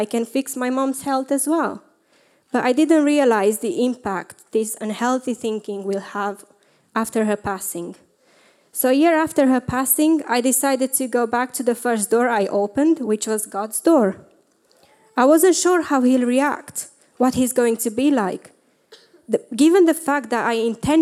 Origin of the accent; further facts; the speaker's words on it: Romania; moved away; I grew up in Romania